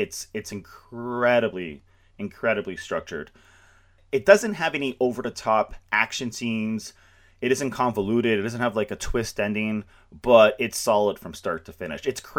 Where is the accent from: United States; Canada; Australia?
Canada; I'm Canadian